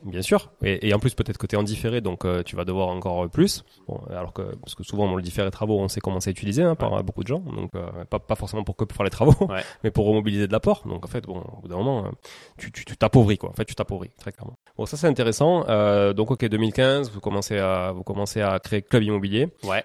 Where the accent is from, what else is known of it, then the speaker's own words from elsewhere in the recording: Toulouse, Occitania, France; je, me sentais un peu ambassadeur de la ville de Toulouse à force de dire je viens de Toulouse